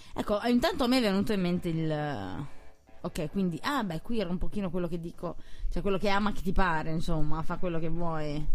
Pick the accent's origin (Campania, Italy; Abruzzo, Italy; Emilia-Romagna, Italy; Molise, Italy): Campania, Italy; Naples; io essendo napoletana